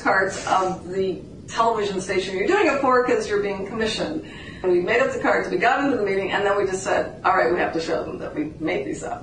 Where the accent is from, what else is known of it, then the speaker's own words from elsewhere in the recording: Canada; I'm the Canadian